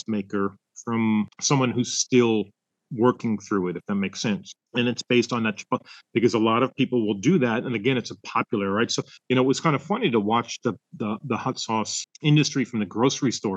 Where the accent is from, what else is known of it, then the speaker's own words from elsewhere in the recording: Florida, United States; growing up in Florida and the melting pot of different cultures and foods that were there